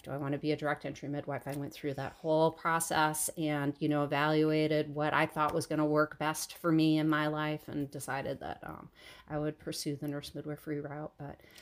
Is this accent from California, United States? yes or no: no; Michigan, United States; I grew up in Michigan, downhill skiing on, basically frozen sand dunes